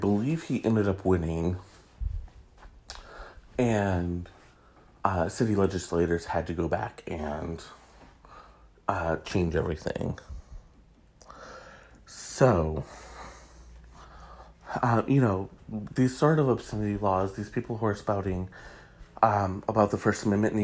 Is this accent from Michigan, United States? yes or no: yes; Michigan, United States; my home state of Michigan